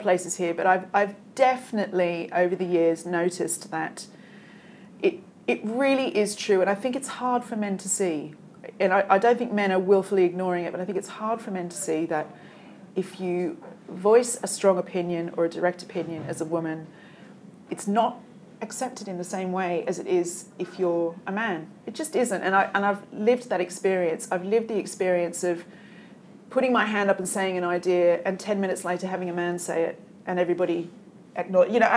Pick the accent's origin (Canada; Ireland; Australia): Australia; moved away as an adult; also born or lived in England; now in United Kingdom; being Australian